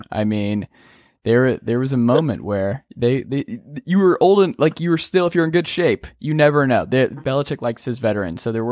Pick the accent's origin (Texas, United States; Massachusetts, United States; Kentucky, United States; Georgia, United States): Georgia, United States; Stone Mountain; I'm from Stone Mountain and took my driver's test in Lithonia, and I uh, I went to Parkview.